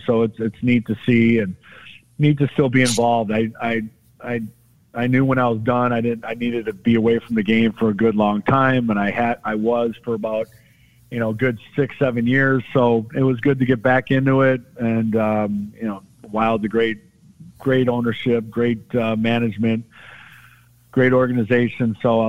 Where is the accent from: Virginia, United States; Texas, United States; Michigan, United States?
Michigan, United States; Detroit; A lot of our lives growing up in Detroit, looking up to those guys too.